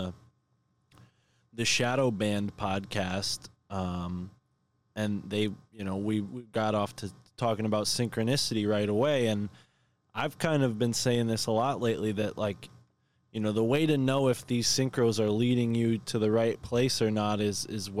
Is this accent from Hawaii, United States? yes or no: no; Connecticut, United States; that being my home state